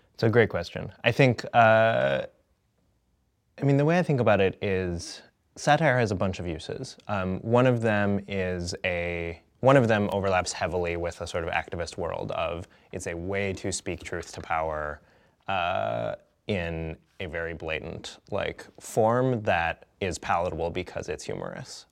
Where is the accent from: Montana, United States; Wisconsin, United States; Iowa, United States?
Wisconsin, United States; Madison; I grew up in Madison, Wisconsin, where the Onion is from